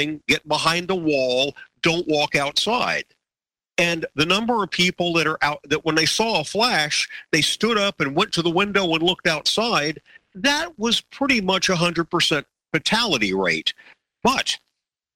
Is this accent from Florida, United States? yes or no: yes; Miami, Florida, United States; My wife and I grew up in Miami, just a few miles apart